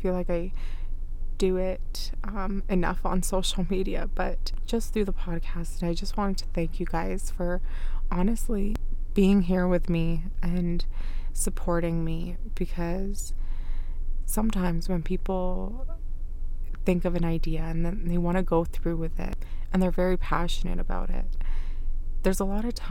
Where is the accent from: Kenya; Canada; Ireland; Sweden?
Canada; first language Arabic; English is a second language; also born or lived in Iraq; I wasn't born in Canada. I was born in Iraq, and it was my mom and my older sister that came here. So even when I was young, I was here when I was 5